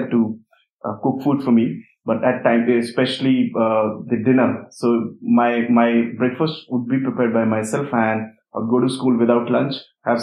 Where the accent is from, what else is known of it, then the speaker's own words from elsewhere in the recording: Uttar Pradesh, India; I come from a small village in Uttar Pradesh in India. And I started staying away from my family since I was in standard 5